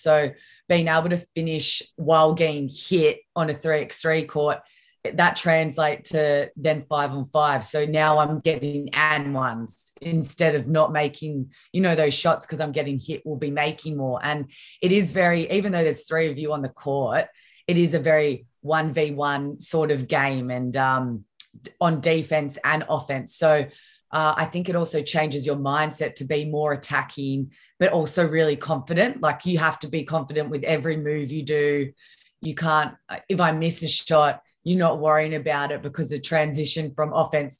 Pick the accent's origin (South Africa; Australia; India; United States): Australia; Victoria; back in my home state